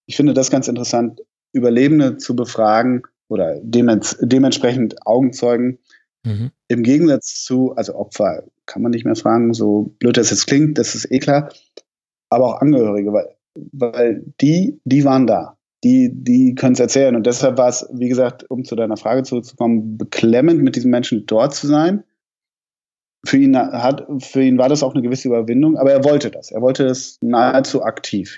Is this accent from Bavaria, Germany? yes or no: no; Hamburg, Germany; ich komme ja aus Hamburg